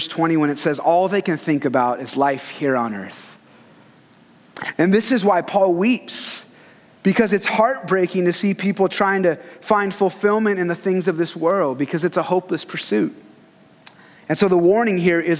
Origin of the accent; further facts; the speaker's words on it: United States; we're from America